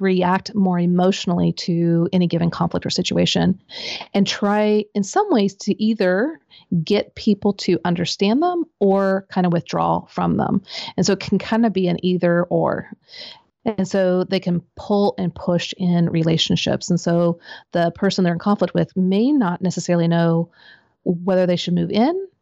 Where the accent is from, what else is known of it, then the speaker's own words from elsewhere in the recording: Midwest, United States; I grew up in the Midwest.